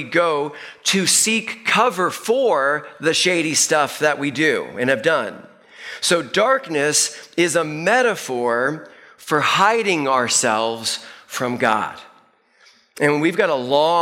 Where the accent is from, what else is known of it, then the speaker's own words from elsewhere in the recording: Northeast, United States; moved away; I grew up in the Northeast